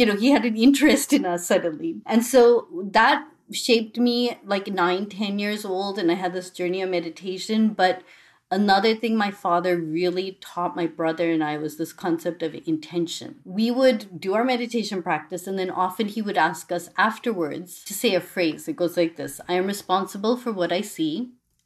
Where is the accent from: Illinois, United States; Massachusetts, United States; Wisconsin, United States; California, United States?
Massachusetts, United States; Boston; I grew up in Boston